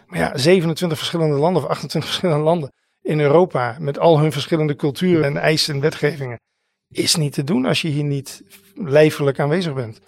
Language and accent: Dutch; Netherlands; wij zijn natuurlijk als Nederlanders